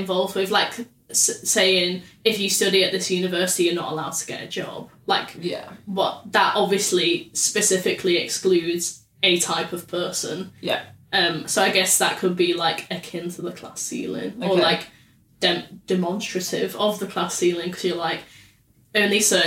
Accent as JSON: {"language": "English", "town": "Salford", "region": "North West England", "country": "United Kingdom", "said": "I'm from Salford."}